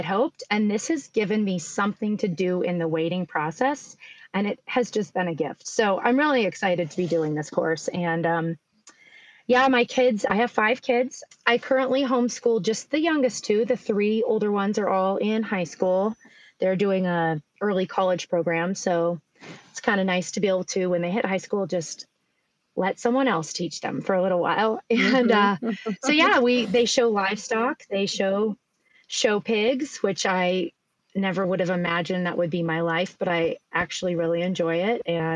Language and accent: English; East Coast, United States; I grew up in the East Coast